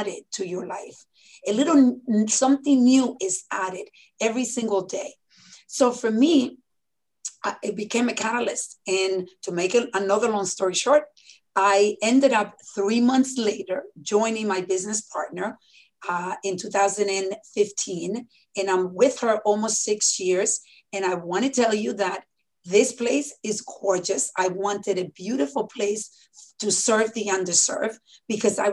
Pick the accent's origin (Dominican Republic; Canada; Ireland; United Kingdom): Dominican Republic; moved away; when I was born in the Dominican Republic